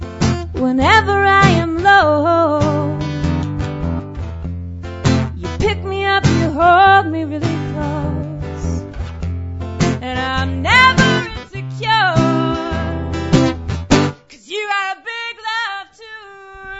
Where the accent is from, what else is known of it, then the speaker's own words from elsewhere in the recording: Edson, Alberta, Canada; moved away; Edson, Alberta, where I was born